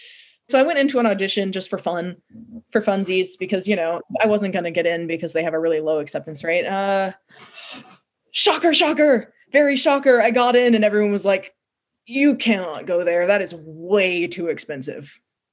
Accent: California, United States; born there; also born or lived in New York; So I was born in California, and I started kindergarten in New York at a Waldorf school.

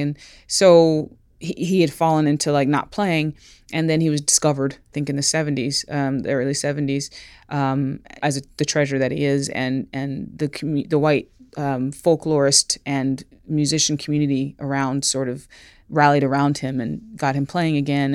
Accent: Greensboro, North Carolina, United States; we're sitting here in a studio at the Triad Stage in Greensboro, North Carolina, my hometown, where I was born

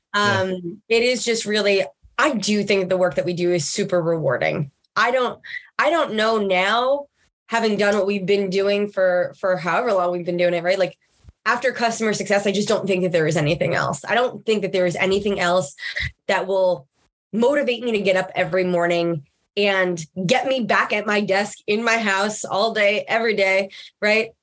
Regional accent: Long Island, New York, United States; I grew up in Long Island, uh, in New York, but on the on the Gold Coast, as they would refer to it

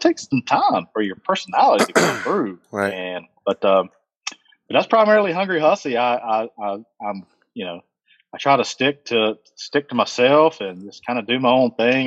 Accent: Thomasville, North Carolina, United States; Thomasville, North Carolina, uh, which is right adjacent to Lexington, North Carolina

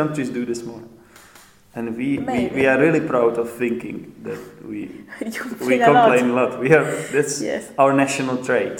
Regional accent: Prague, Czechia; English is a second language; moved away as an adult; also born or lived in London; now in Poděbrady, Czech Republic; I am living in Poděbrady, yeah. But I'm originally from Prague, from the capital.

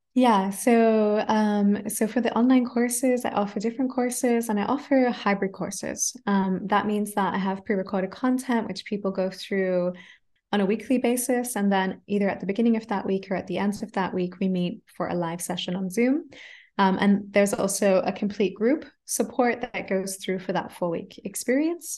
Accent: Adelaide, South Australia, Australia; first language English; moved away as an adult; now in Germany; I grew up in Australia speaking English and just English

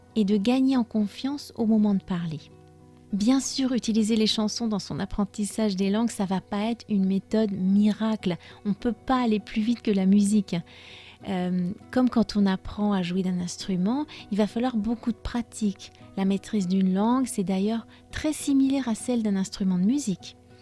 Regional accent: France

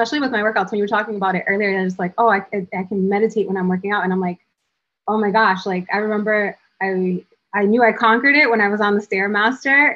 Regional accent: Providence, Rhode Island, United States; I grew up in Southside Providence, and I live in the hood

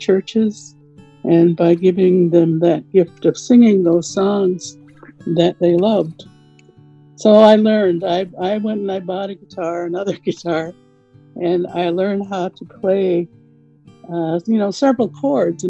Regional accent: Onondaga Reservation, south of Syracuse, New York, United States; When I was growing up on the Onondaga Reservation in south of Syracuse, New York, I attended school on the reservation there

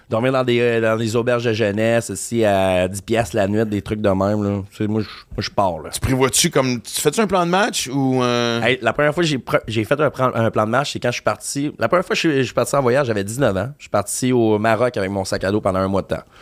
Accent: Quebec, Canada; also born or lived in Ontario; now in Montreal, Canada; je suis né en Ontario, mes parents viennent du lac Saint-Jean. J'ai passé la majeure partie de ma vie au Québec, puis là, ça fait sept ans que je suis à Montréal.

